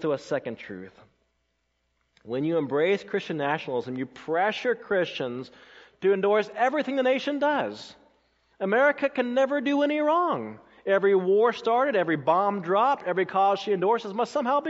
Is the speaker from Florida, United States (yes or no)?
no; Colorado, United States; moved away as an adult; also born or lived in South Carolina; I grew up in Colorado when I first came as a student to South Carolina in 1996